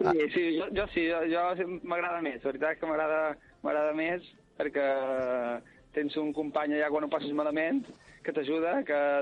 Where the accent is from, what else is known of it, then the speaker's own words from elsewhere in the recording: Balearic Islands, Spain; Soc un menorquí que mai està a Menorca. Soc, eh, soc de Menorca, estudia a Salamanca